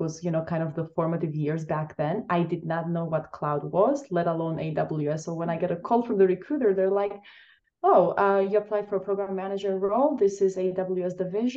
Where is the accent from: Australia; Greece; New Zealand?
Greece; Crete; moved away as an adult; also born or lived in Albania / Chicago, United States; now in Seattle, United States; So originally, I am from Albania, Eastern Europe. I was born there and I was raised in the beautiful island of Crete, Greece.